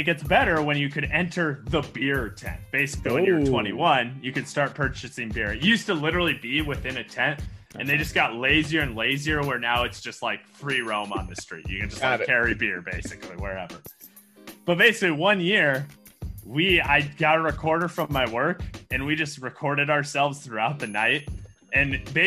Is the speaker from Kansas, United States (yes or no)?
no; Traer, Iowa, United States; I grew up in a farm in between Traer and Dysart, Iowa